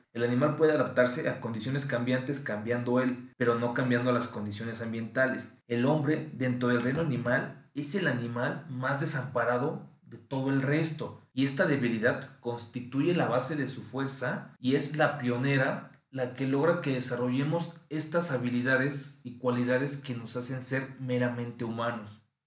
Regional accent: Mexico; yo como sé que vivo en México, pues bien, porque tengo un acta de nacimiento donde dice que yo nací en México.

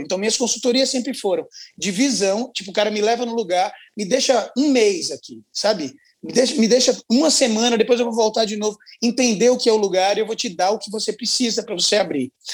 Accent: Maceió, Alagoas, Brazil; Eu sou de Alagoas, lá de Maceió

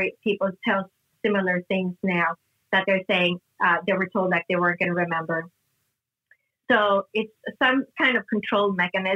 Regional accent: Sweden; moved away; I grew up in Northern Europe in Sweden

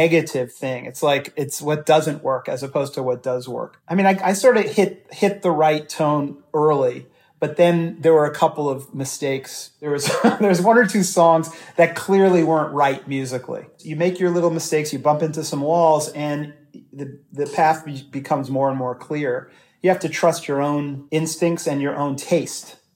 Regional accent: New York City, New York, United States; I was growing up in New York City

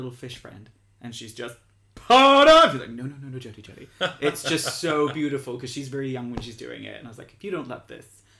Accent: Bahrain; I didn't have a cinema. I grew up in Bahrain. It was a little desert island, so there was no cinema.

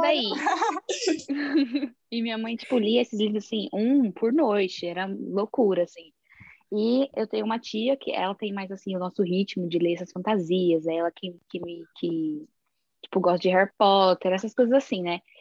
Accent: São Paulo, Brazil; now in New Jersey, United States; eu sou de São Paulo, mas atualmente eu moro em New Jersey, nos Estados Unidos

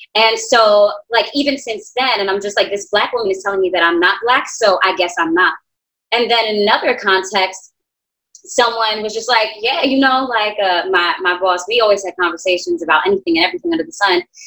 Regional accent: New York City, New York, United States; also born or lived in Queens, New York; born and raised in Brooklyn, New York. I currently live in Queens.

